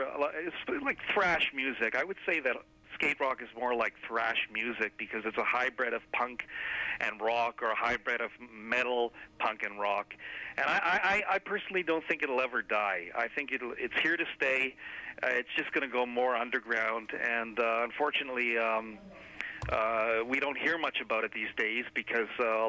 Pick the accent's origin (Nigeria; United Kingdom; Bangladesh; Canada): Canada; Toronto, Ontario; this brings back a lot of memories when I grew up in Toronto